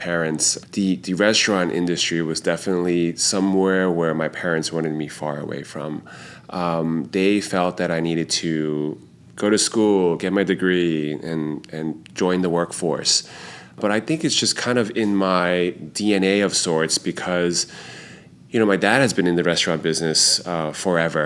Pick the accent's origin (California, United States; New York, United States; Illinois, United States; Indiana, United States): New York, United States; Growing up in Chinatown